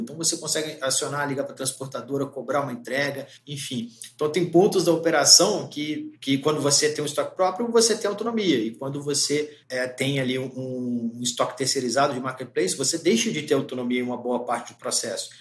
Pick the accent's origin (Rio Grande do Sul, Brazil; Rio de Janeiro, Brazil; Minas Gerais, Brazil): Minas Gerais, Brazil; Belo Horizonte; moved away as an adult; now in São Paulo, Brazil; Eu sou mineiro de BH